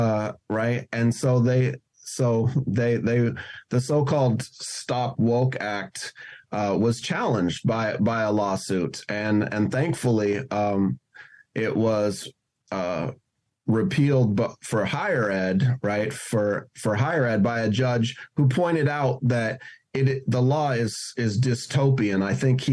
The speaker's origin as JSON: {"language": "English", "town": "Seattle", "region": "Washington", "country": "United States", "tie": "born or raised there", "also_born_or_lived": "New York", "said": "my hometown of Seattle"}